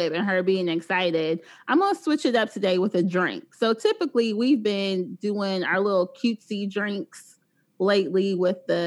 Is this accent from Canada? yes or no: no; the South, United States; I'm from the South